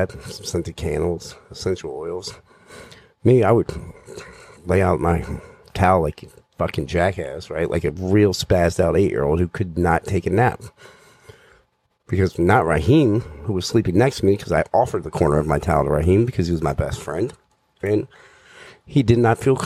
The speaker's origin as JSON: {"language": "English", "town": "Danville", "region": "Virginia", "country": "United States", "tie": "born or raised there", "moved": "yes", "lives_now": "Maryland, United States", "said": "So, I grew up in Danville, Virginia. It's in southwestern Virginia, right next to North Carolina."}